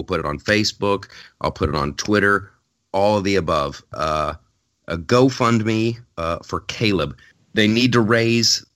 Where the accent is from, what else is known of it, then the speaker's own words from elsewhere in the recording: Ohio, United States; the state of Ohio, my home state